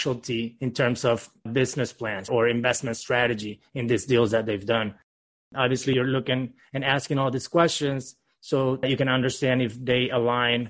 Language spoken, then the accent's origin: English; Venezuela; now in Miami, United States; Originally born and raised in Venezuela, moved to the U.S. in 2010